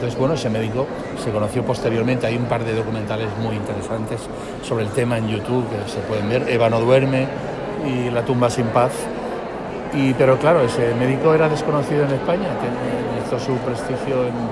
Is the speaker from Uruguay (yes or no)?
yes; Uruguay; Sí, soy uruguaya